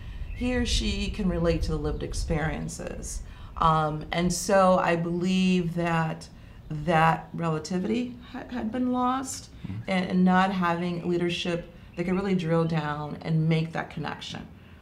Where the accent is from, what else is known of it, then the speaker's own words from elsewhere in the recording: Deep South, United States; I come from the Deep South. I come from a Jim Crow area.